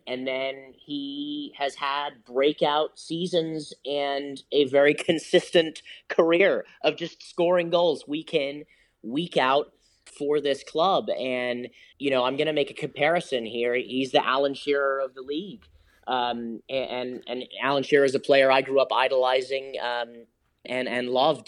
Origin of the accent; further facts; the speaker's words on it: London, United Kingdom; now in United States; I grew up in West London